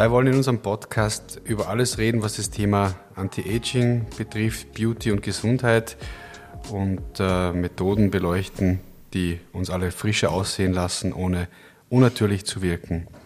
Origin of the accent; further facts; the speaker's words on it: Kitzbühel, Tyrol, Austria; now in Linz, Austria; Äh, ich habe in Innsbruck studiert, bin in, in Kitzbühel aufgewachsen und habe dann äh, in Berlin erste